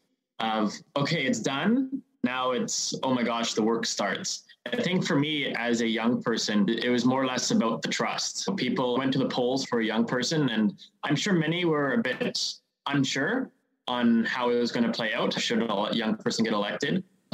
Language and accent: English; Qualicum Beach, British Columbia, Canada; I was born and raised in Qualicum Beach, so Qualicum Beach is no stranger to me.